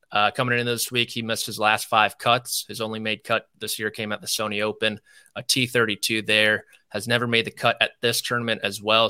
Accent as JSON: {"language": "English", "area": "D.C.", "region": "District of Columbia", "country": "United States", "tie": "born or raised there", "said": "I grew up outside Washington, D C"}